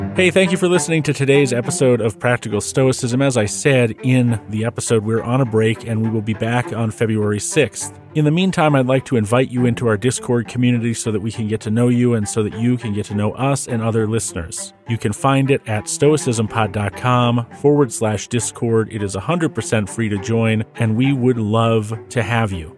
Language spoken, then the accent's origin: English; New Hampshire, United States; I grew up in New Hampshire